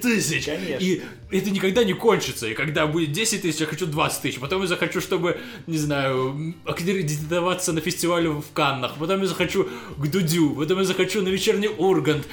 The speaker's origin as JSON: {"language": "Russian", "country": "Russia", "said": "я продолжал жить в России, потому что я русский"}